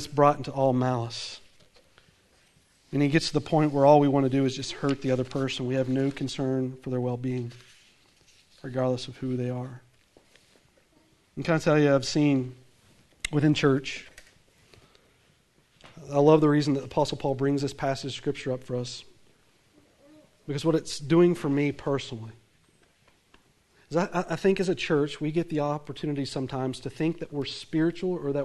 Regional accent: the South, United States; accent: southern; I come from the South

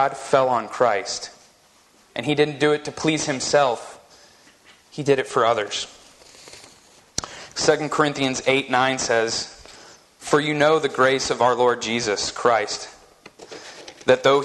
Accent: West Virginia, United States; now in Utah, United States; the church that I grew up in West Virginia

